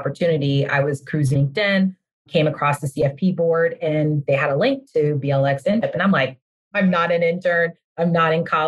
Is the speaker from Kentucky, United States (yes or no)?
no; California, United States; now in Atlanta, United States; I'm originally from California, born and raised in California, but I've been in Georgia for a while now